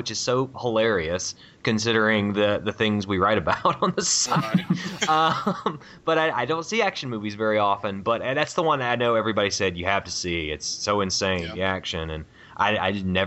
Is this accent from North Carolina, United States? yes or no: no; Virginia Beach, Virginia, United States; moved away; I'm originally from Virginia